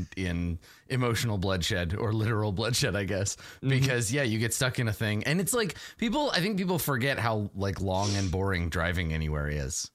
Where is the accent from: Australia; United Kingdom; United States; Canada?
Canada; I'm from Canada